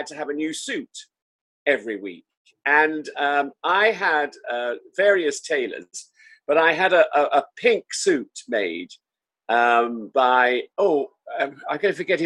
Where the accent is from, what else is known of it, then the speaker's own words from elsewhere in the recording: Salisbury, South West England, United Kingdom; when I was younger, I was brought up in Salisbury in Wiltshire